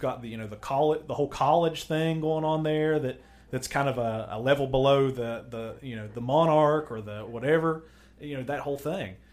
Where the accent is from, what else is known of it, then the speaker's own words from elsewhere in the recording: United States; I'm an American. We're, we're Americans